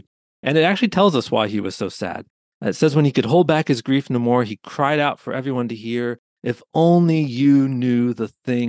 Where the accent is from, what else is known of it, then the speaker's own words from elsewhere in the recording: Pennsylvania, United States; Yeah, so I grew up in Pennsylvania and attended a Christian college called Messiah College, now Messiah University.